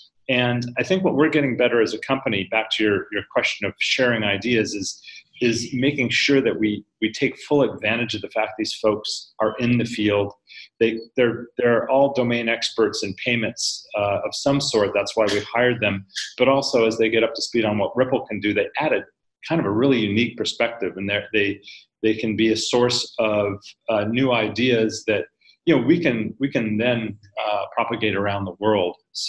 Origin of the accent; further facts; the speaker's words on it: United States; You can come in, and I'll stereotype as an American.